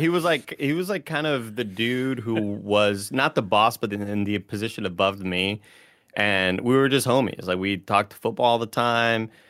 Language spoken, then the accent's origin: English; Texas, United States; now in San Francisco, United States; I'm from Texas, and this is kind of what I'm used